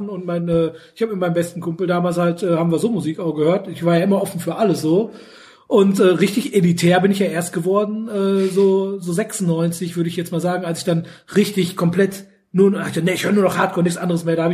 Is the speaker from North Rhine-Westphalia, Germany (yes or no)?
yes; Sterkrade, North Rhine-Westphalia, Germany; wir kommen ja aus Stärkrade, Oberstärkrade, Stärkrade, da gab's immer so ein, so ein Festival im Volkspark